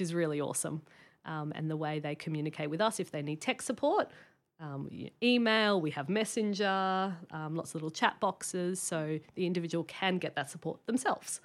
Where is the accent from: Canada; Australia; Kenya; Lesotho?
Australia; Sydney, New South Wales; moved away as an adult; now in Brisbane, Australia; I grew up in Sydney.